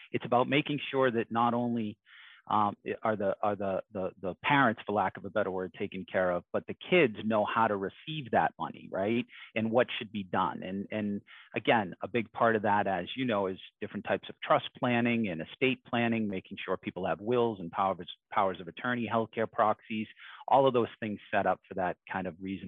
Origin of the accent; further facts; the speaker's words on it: Boston, Massachusetts, United States; I grew up in Dorchester, Mattapan.